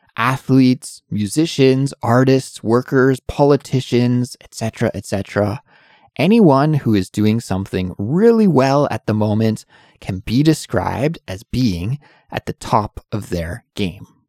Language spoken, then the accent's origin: English; Canada; moved away as an adult; now in Seoul, South Korea; I'm an English teacher from Canada, but I live and work in Seoul, South Korea